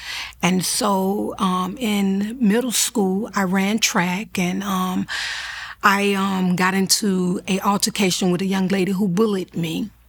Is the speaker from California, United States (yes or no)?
no; Florida, United States; I'm a mother of 3 children, born and raised in Florida. I reside now in Fort Lauderdale, Florida